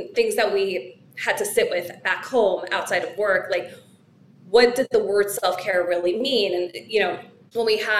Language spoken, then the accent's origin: English; New York City, New York, United States; as a New Yorker